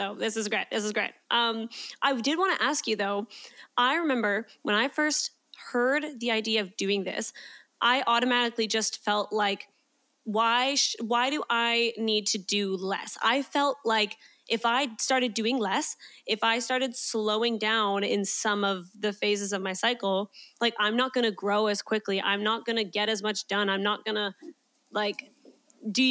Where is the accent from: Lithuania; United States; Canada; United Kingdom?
Canada; now in Australia; I'm from Canada